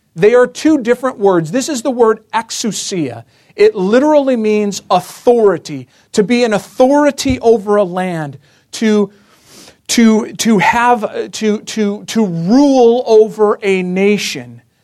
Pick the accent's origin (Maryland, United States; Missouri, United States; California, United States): Maryland, United States; I'm from Maryland